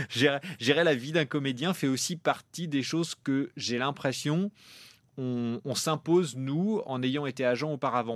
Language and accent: French; Normandy, France; en Normandie, là où j'ai grandi